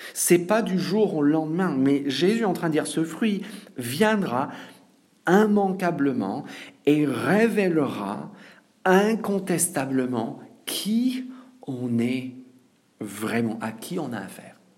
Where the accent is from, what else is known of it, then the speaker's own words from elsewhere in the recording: France; en tant que Français